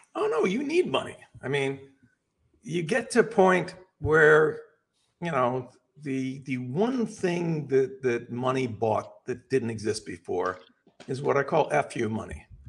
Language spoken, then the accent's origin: English; Los Angeles, California, United States; I'm from Los Angeles